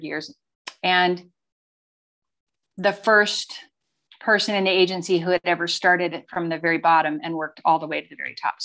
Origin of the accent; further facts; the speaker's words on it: Livingston, Montana, United States; moved away as an adult; I was born in Livingston, Montana, a long time ago. And have three siblings. So my dad owned a glass business